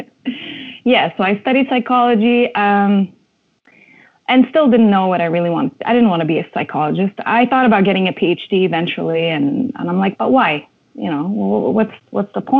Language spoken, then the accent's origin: English; Montreal, Quebec, Canada; moved away as an adult; also born or lived in Lebanon; now in Toronto, Canada; I was born in Lebanon and was raised in Montreal